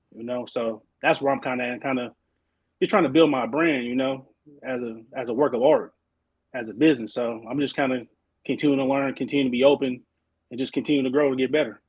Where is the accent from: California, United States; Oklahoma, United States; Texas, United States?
California, United States; Oakland; moved away as an adult; now in Arizona, United States; I'm from Oakland, Oakland, California, born and raised